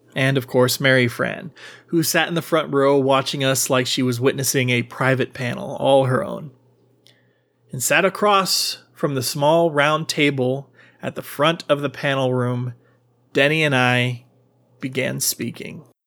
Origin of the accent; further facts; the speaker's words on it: Austin, Texas, United States; my hometown of Austin, Texas